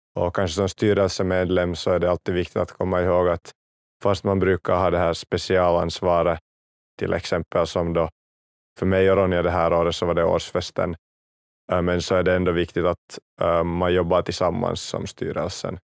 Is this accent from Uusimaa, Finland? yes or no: yes; Kauniainen, Uusimaa, Finland; jag kommer från, från Grankulla